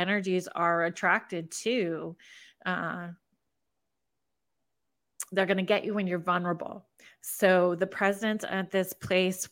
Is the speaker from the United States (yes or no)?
no; Canada; as a Canadian